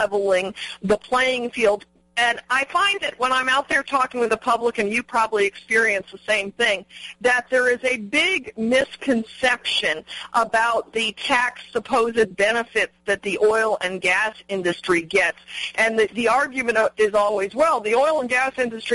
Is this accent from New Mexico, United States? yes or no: yes; New Mexico, United States; my home state of New Mexico